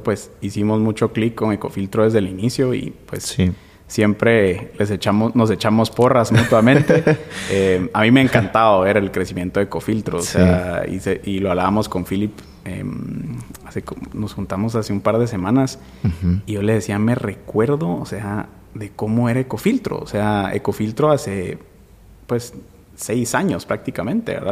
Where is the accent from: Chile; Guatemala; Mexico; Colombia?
Guatemala; also born or lived in Norway; nos rigen como guatemaltecos